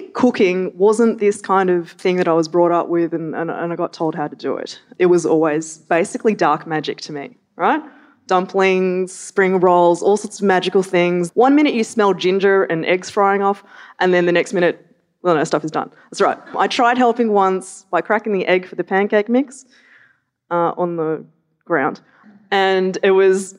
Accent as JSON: {"language": "English", "town": "Melbourne", "region": "Victoria", "country": "Australia", "tie": "born or raised there", "said": "I grew up in Melbourne"}